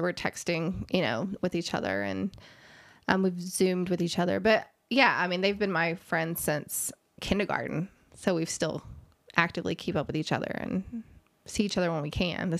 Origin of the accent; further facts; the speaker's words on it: Mason, United States; No, I'm very fortunate growing up in Mason where, you know, I started kindergarten with most of the people I graduated high school with.